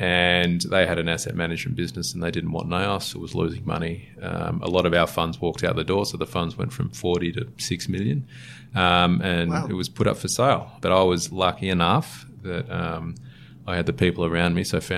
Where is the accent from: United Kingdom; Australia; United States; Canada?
Australia; Sydney, New South Wales; also born or lived in Manly; So I'm a Sydney born and bred, born in Manly, or grew up in Manly for a little bit and then moved around.